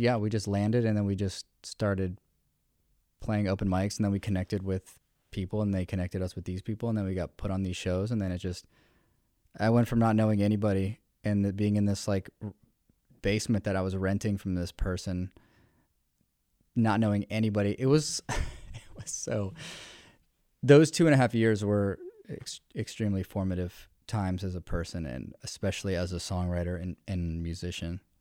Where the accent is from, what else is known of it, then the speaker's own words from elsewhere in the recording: Richmond, Virginia, United States; moved away as an adult; also born or lived in Denver, Colorado; I've born and raised in Richmond.